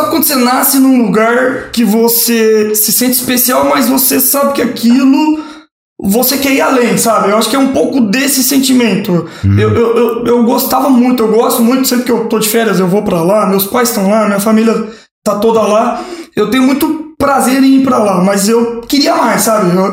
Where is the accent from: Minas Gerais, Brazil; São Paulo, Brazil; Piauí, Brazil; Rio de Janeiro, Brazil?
Minas Gerais, Brazil; São João Batista do Glória; now in Ribeirão Preto, Brazil; eu sou mineiro. Eu venho de uma cidade pequena de 3 mil habitantes, hum. São João Batista do Glória, vale a pena tá conhecer, cidade das cachoeiras, muito afamada aí.